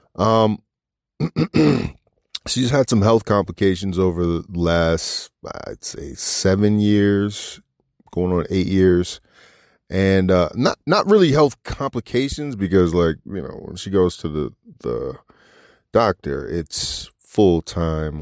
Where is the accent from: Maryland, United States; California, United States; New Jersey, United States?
Maryland, United States; Washington D.C. area; moved away as an adult; now in Los Angeles, United States; Washington D.C., my hometown, from right outside D.C. and Maryland